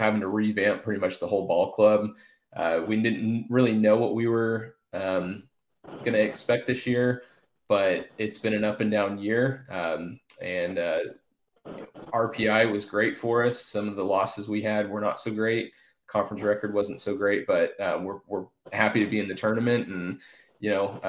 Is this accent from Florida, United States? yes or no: no; Tulsa, Oklahoma, United States; I grew up in Tulsa